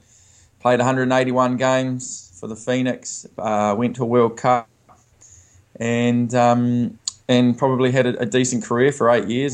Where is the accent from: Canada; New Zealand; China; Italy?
New Zealand; I've a young New Zealander growing up in New Zealand